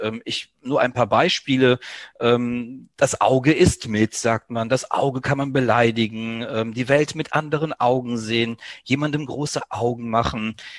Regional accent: Greece; Mir als, ja, Südeuropäer, als Grieche

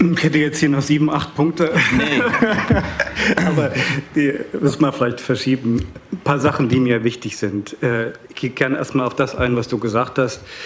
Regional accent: Saxony, Germany; Ich komme aus Sachsen

